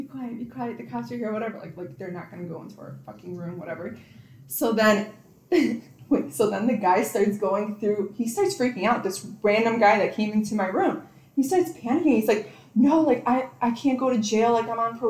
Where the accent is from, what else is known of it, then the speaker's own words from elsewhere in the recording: Illinois, United States; we're from Illinois